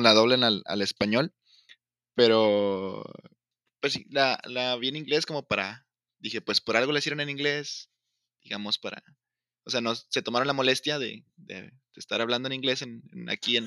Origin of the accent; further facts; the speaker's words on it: Tamaulipas, Mexico; Soy, soy de Tamaulipas